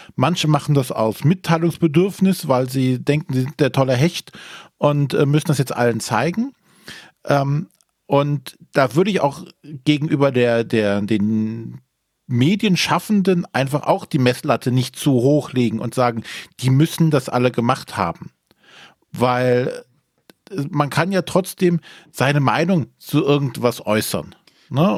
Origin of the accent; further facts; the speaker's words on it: Germany; als Deutsche